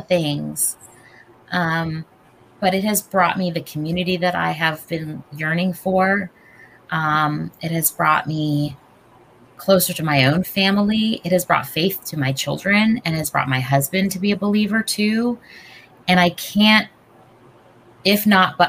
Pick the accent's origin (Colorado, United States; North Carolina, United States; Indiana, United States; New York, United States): North Carolina, United States; growing up in North Carolina